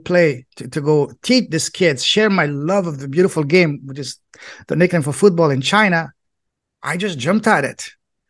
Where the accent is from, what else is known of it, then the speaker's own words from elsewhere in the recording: France; English is a second language; moved away as an adult; I grew up in France, Europe, and most boys in Europe, their dream is to become a professional football player, soccer player.